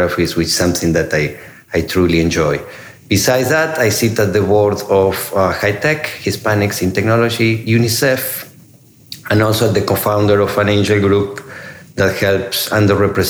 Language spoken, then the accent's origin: English; Argentina; moved away as an adult; also born or lived in Italy / Singapore / China / India; now in United States; I'm originally from Argentina. I came to the U.S. 20 years ago